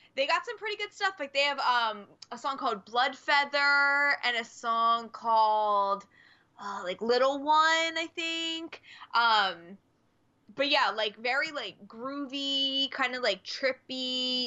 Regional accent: United States; I am American

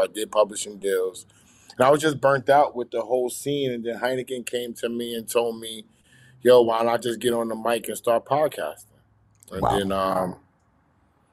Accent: New York City, New York, United States; also born or lived in Bronx, New York; I was born in the Bronx, raised in Southside Jamaica, Queens

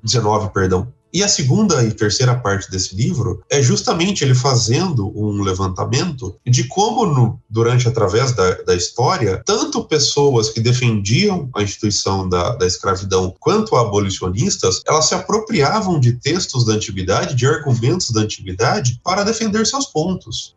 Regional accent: Brazil; nós brasileiros

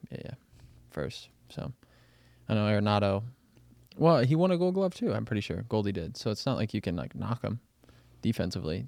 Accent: Kansas City, Missouri, United States; growing up in Kansas City, I gotta watch the Royals when they won the World Series

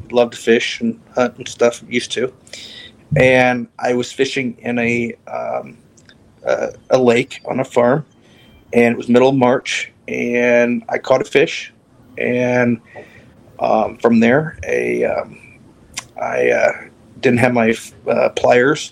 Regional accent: near Evansville, Southern Indiana, United States; I'm from Southern Indiana, near Evansville, Indiana, down south near Kentucky and Indiana and Illinois. And I grew up on a farm, a 63-acre farm.

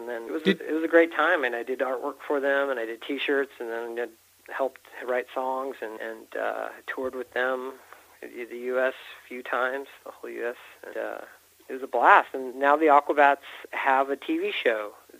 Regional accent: California, United States; also born or lived in St. George / Bountiful; Yeah, my family moved around a lot. You know, I grew up in California. We had, I lived in St. George

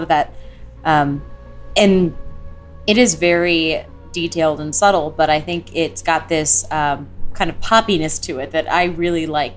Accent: Houston, Texas, United States; I grew up in Houston

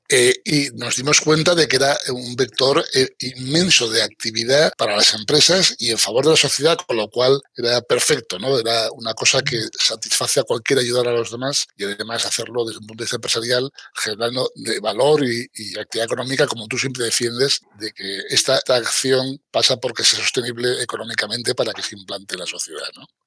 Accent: Asturias, Spain; yo soy asturiano

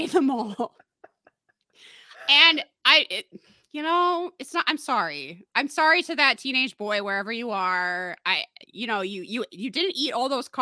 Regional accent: United States; I'm an American

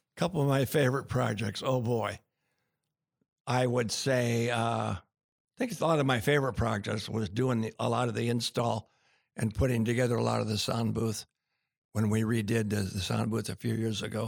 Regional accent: Tacoma, Washington, United States; I was born in Tacoma General Hospital

